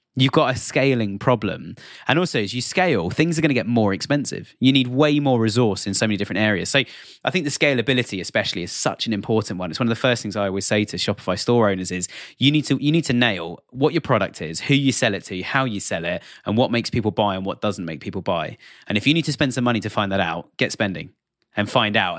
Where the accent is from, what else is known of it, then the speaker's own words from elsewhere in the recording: United Kingdom; I'm, I'm British. I'm sitting here just outside London in the U K